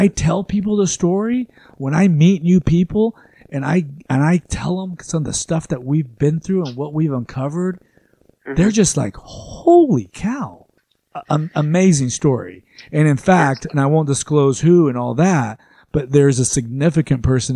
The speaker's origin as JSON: {"language": "English", "town": "Arlington", "region": "Texas", "country": "United States", "tie": "born or raised there", "said": "I grew up in Arlington"}